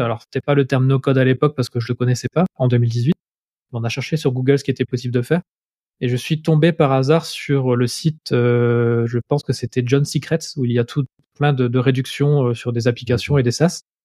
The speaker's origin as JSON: {"language": "French", "town": "Lille", "region": "Hauts-de-France", "country": "France", "tie": "born or raised there", "accent": "nordiste", "said": "j'habite à Lille, j'ai toujours vécu à Lille, donc je suis un pur nordiste. Ça va peut-être s'entendre à ma voix, j'ai encore un peu l'accent qui, qui, revient de temps en temps."}